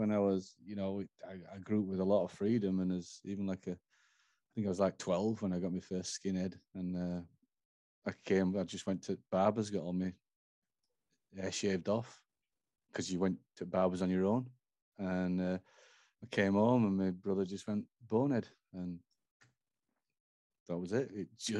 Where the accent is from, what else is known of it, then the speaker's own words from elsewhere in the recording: England, United Kingdom; now in United States; Hey, I do have a passport. I do have a passport. But Black Friday, 2 p.m., I'm all English again.